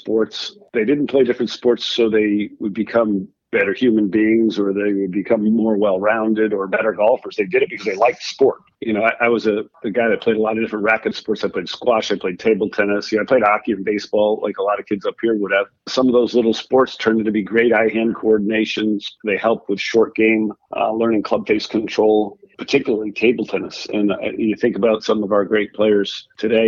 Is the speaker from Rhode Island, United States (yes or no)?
yes; Rhode Island, United States; I grew up in Rhode Island, where I am now